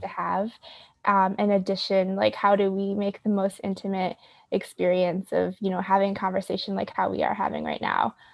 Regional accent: Rochester, New York, United States; I'm currently, uh, on Seneca land, uh, in my hometown in Rochester

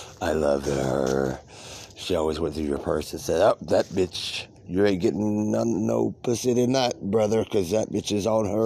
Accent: California, United States; I'm like, "Hi … I am from California.

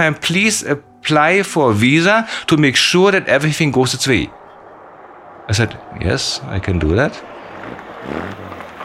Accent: Germany; I'm from Germany

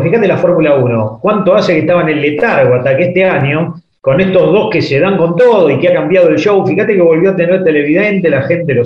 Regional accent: Buenos Aires, Argentina; vivo dos cuadras de la cancha de Nueva Chicago

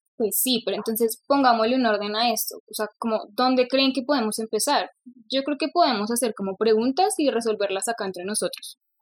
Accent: Bogotá, Colombia; accent: rolo; nací en Bogotá, hablo rolo, pues quizás gomelo, porque bueno, pues crecí en este entorno pues listo, crecí en Bogotá

